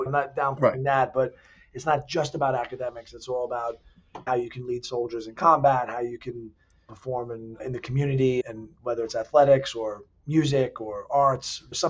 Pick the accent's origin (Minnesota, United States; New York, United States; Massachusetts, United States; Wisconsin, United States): New York, United States; New York City; moved away as an adult; also born or lived in Germany / Florida; grew up in Staten Island. My mom and dad raised us there. I'm the youngest of four. Loved growing up on Staten Island. I was in the South Shore, Tottenville area. Obviously went to St. Joseph by the Sea.